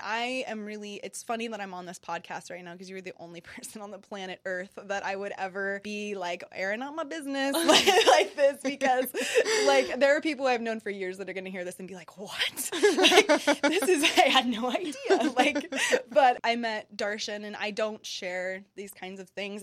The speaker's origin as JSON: {"language": "English", "country": "United States", "said": "being an American person"}